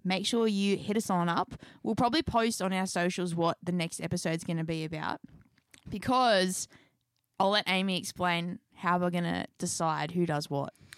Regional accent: Newcastle, New South Wales, Australia; We're actually from Newcastle, Australia.

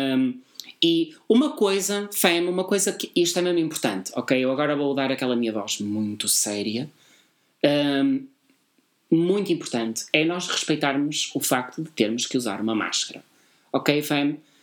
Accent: Porto, Norte, Portugal; Nós somos do Porto. Como eu já tinha dito montes de vezes, nós somos do grande Porto.

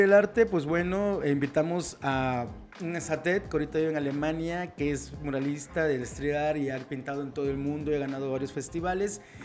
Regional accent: Mexico

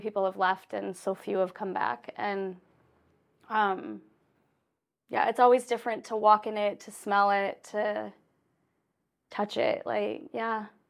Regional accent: Saskatchewan, Canada; I grew up in Saskatchewan. I grew up in the prairies

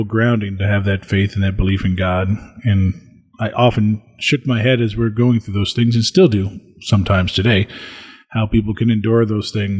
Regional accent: Springfield, Illinois, United States; I served the 6:20 a.m. Mass at the parish I grew up in Springfield, Illinois.

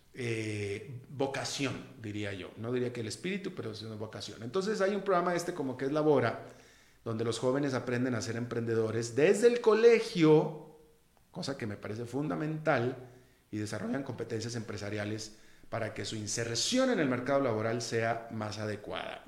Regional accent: Monterrey, Nuevo León, Mexico; moved away as an adult; also born or lived in United States; now in Costa Rica; yo soy de Monterrey, México, que es una ciudad muy, muy, muy, muy emprendedora

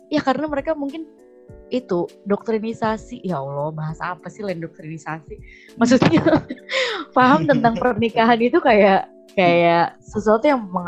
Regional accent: Java, Indonesia; apalagi aku juga Jawa ya jadi

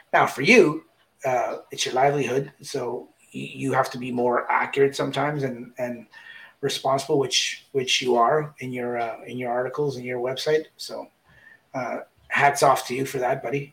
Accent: Canada; we're both Canadian

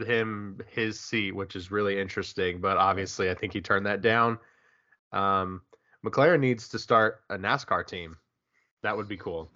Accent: United States; I'm also American

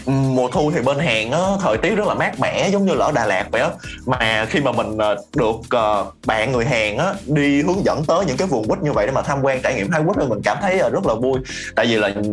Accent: Vietnam; also born or lived in South Korea; mình là người Việt Nam

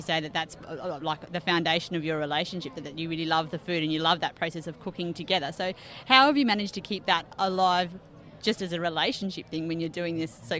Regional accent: Australia

